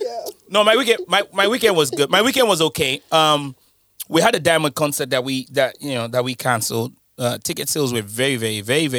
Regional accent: Nigeria; moved away; I'm Nigerian

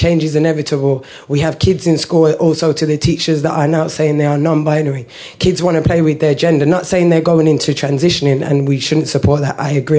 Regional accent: Birmingham, West Midlands, United Kingdom; now in London, United Kingdom; I was from Birmingham. I was quite ignorant when I came to London because I'm not used to being around so much cultures.

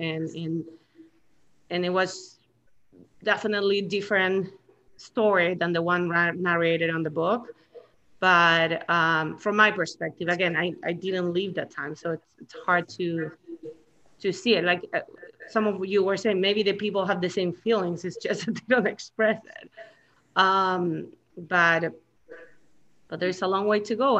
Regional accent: Chile; now in United States; I come from Chile, and it's a third world country.

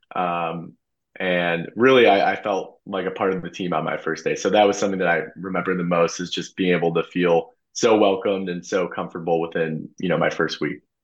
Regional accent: St. Charles, Illinois, United States; I am from St. Charles, uh, born and raised. Went to St. Charles East High School

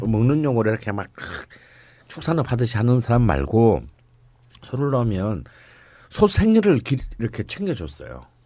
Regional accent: Gyeongsang, South Korea; born or raised there; now in Seoul, South Korea

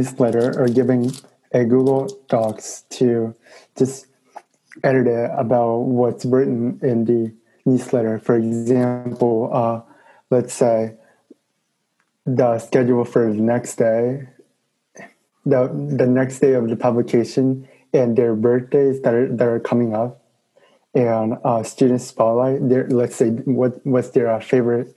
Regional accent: Tokyo, Japan; also born or lived in New York City; now in New York, United States; I'm officially from Tokyo, Japan. And I currently live outside of the New York City

